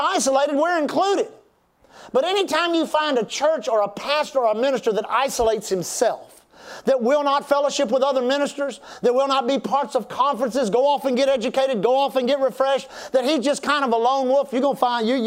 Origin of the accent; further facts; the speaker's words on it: Texas, United States; We're from Texas